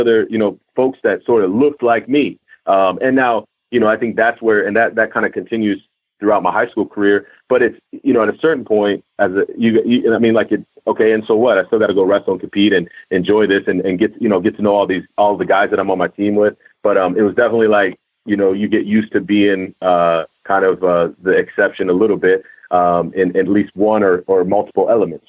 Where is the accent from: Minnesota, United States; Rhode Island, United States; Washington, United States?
Minnesota, United States; Minneapolis; I'm from Minneapolis